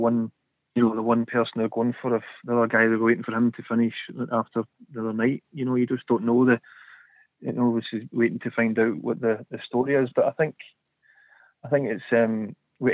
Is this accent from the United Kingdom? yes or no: yes; Scot, Scotland, United Kingdom; now in England; as a Scot